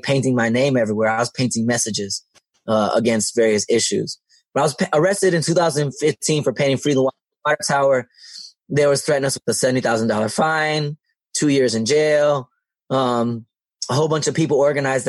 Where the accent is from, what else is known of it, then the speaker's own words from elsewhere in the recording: Detroit, Michigan, United States; also born or lived in East Lansing, Michigan; I live right next door to where I grew up in Southwest Detroit